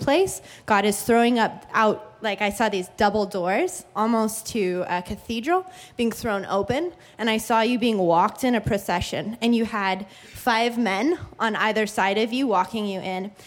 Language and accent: English; Oregon, United States; now in California, United States; Where I grew up in Oregon